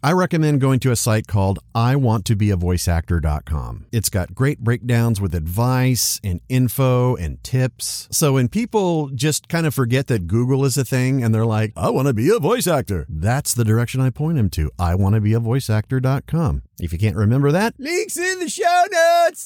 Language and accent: English; Dallas, Texas, United States; I'm from Dallas